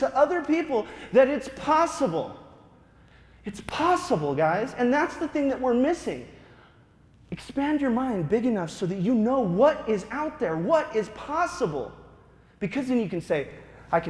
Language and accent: English; Wyoming, United States; moved away; also born or lived in Arizona / Denver, Colorado; I was born in Wyoming